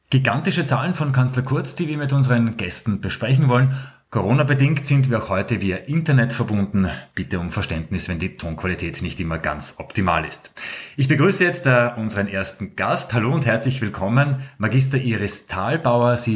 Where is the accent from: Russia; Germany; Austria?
Austria; wo könnten wir als Österreicher und Österreicherinnen der Regionalität noch einen Push geben?